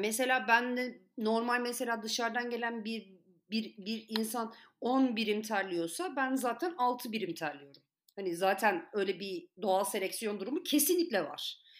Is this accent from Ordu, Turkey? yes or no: no; Antalya, Turkey; Ben açıkçası kendi memleketim için konuşacağım. Çok da kendini bozmuyor Antalya.